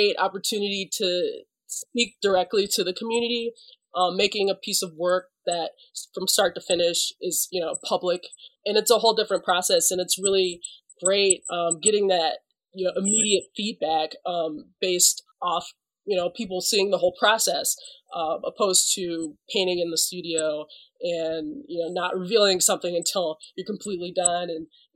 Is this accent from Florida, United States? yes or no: no; Detroit, Michigan, United States; So I was born and raised in Detroit. I've been in Detroit my whole life.